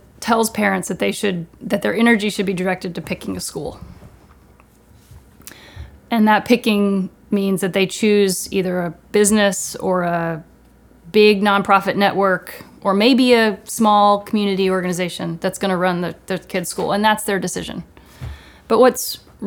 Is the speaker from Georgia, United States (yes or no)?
yes; Georgia, United States; I grew up in Georgia